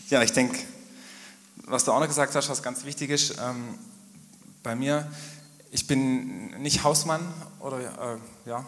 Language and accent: German; Großheim, Baden-Württemberg, Germany; Also ich bin nicht hier in Trossingen groß geworden, sondern ich bin auf dem Heuberg groß geworden, also in Großheim ganz konkret.